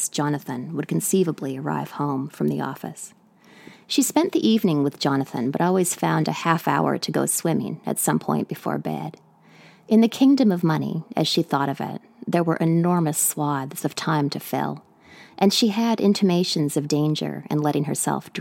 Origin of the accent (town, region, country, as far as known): British Columbia, Canada; now in New York City, United States